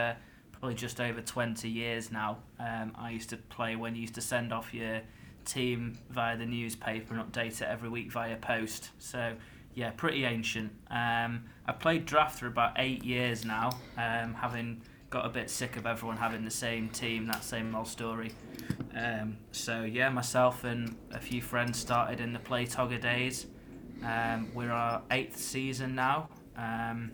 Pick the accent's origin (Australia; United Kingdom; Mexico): United Kingdom; the north of England; accent: whiny northern; I've got a bit of a kind of like a whiny northern accent